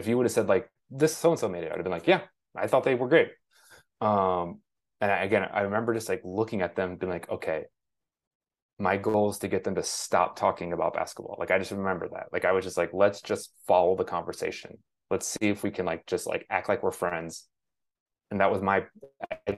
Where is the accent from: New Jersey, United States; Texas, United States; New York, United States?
Texas, United States; Dallas; moved away as an adult; now in Chicago, United States; I grew up in Dallas